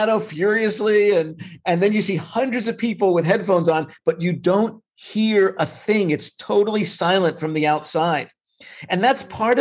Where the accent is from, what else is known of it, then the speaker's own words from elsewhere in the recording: New York, United States; now in Los Angeles, United States; I'm originally from New York